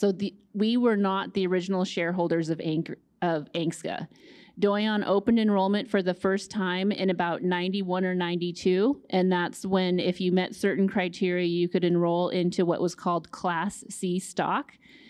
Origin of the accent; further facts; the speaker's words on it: Fairbanks, Alaska, United States; I grew up in Fairbanks, spent a lot of time on the Yukon and in Nulato.